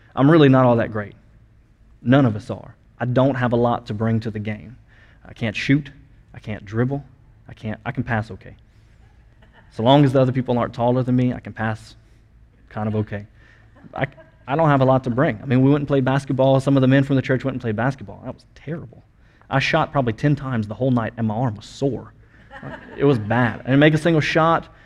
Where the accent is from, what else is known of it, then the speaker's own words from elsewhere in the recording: United States; first language English; us as as Americans and as English speakers